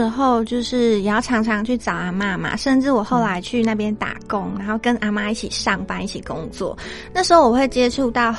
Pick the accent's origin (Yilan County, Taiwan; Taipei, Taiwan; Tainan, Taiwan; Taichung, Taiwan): Tainan, Taiwan; moved away as an adult; now in Yuanli, Taiwan; 对，我是台南的女孩。